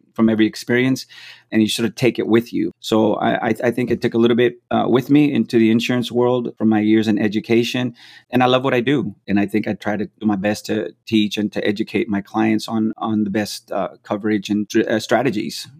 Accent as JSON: {"language": "English", "town": "McAllen", "region": "Texas", "country": "United States", "tie": "born or raised there", "also_born_or_lived": "Florida", "moved": "as an adult", "said": "I was born and raised in McAllen, Texas"}